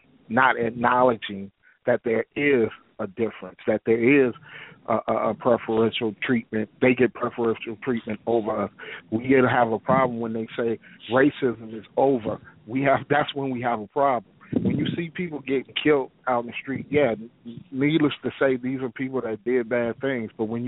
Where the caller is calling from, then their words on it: Detroit, Michigan, United States; I'm from Detroit. I'm African-American male, black male